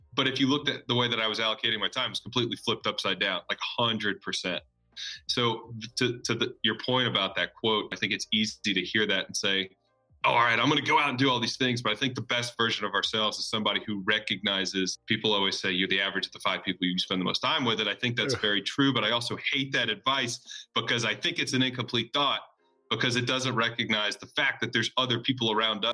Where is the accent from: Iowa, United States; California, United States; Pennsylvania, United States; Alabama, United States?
Alabama, United States; Birmingham; moved away as an adult; also born or lived in New York / Auburn, Alabama / Nashville, Tennessee; I was born in New York, but grew up down in Birmingham, Alabama